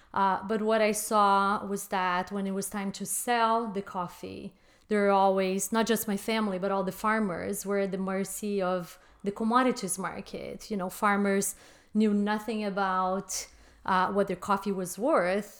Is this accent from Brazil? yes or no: yes; Brazil; moved away as an adult; now in United States; I was born and raised in Brazil